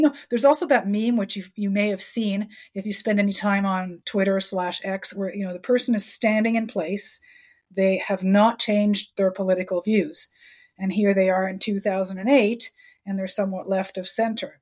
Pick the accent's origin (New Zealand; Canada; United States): Canada